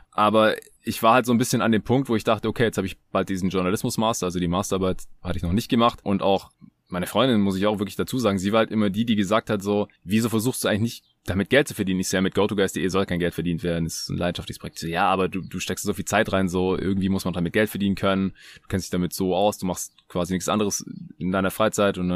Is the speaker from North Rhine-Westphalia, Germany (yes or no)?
no; Baden-Württemberg, Germany; ich bin Schwabe, so wir sind so geboren, wir können da nichts dafür.